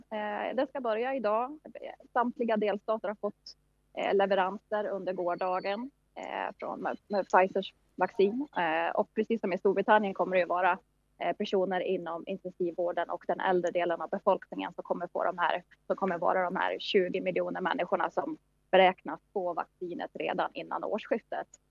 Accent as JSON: {"language": "Swedish", "country": "Sweden", "moved": "yes", "lives_now": "New York, United States", "said": "vi i Sverige"}